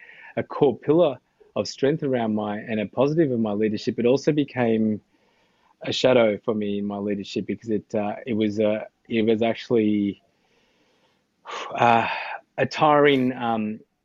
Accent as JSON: {"language": "English", "country": "Australia", "tie": "born or raised there", "said": "I had just grown up in Australia"}